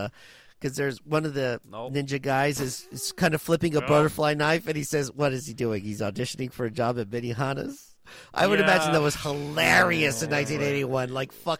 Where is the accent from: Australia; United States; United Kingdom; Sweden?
United States; the South; I'm from the South.